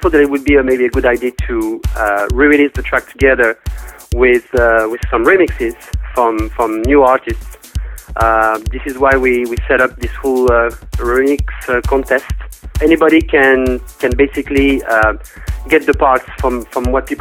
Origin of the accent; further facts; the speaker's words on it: Paris, Île-de-France, France; I'm from Paris, France